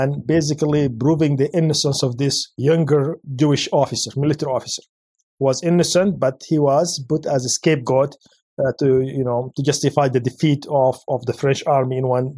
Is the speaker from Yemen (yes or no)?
yes; Yemen; moved away; my home country, Yemen